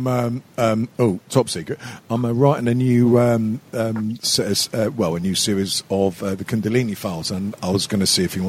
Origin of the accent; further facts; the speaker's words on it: England, United Kingdom; we're English